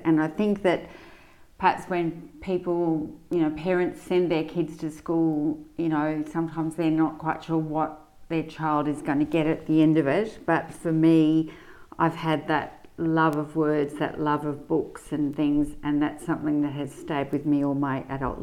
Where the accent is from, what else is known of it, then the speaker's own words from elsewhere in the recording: Sydney, New South Wales, Australia; moved away as an adult; now in Melbourne, Australia; I've lived about half my life in Sydney, including most of my early life, and about half my life in Melbourne